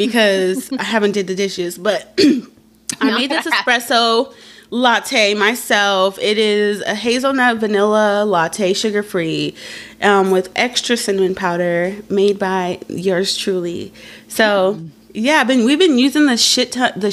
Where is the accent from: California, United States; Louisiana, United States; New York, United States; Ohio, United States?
California, United States; we're from California